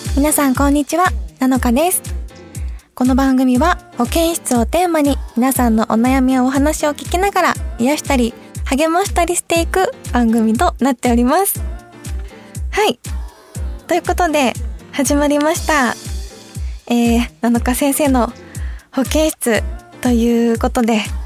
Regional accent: Fukuyama, Hiroshima, Japan; accent: Hiroshima dialect (Bingo-ben); moved away as an adult; now in Tokyo, Japan; 広島県の福山市出身です

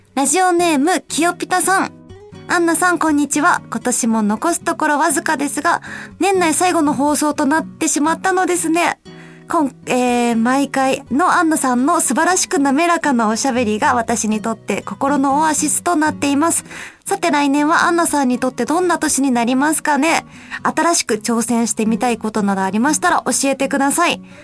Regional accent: Osaka, Japan; 私の出身が大阪なんですけど

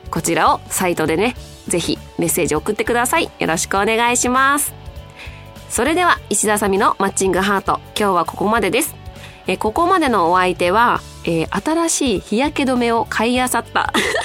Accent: Nagoya, Aichi, Japan; 名古屋の出身

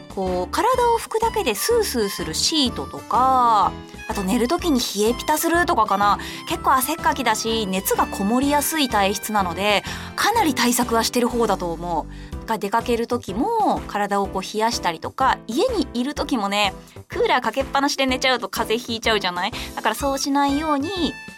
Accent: Saitama, Japan; 私の地元の埼玉県では伊賀まんじゅうって言って

